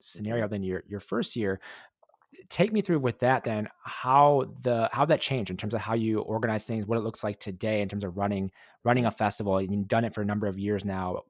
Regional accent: Milwaukee, Wisconsin, United States; I'm from Milwaukee, Wisconsin

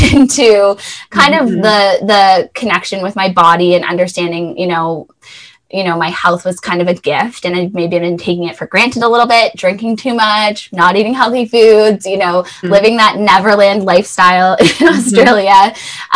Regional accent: Thornhill, Ontario, Canada; So I grew up just north of Toronto in Thornhill and had a pretty typical childhood

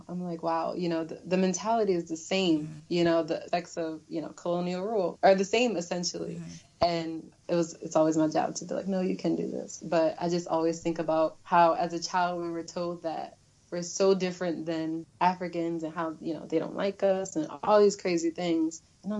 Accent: Philadelphia, Pennsylvania, United States; because I grew up in North Philly, which is the hood

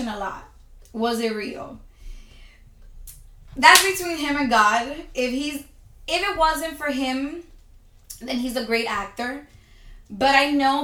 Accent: United States; being an American abroad

